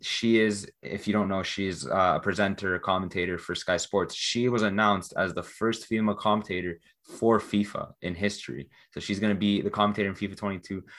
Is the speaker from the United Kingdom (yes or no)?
no; Canada; especially as a Canadian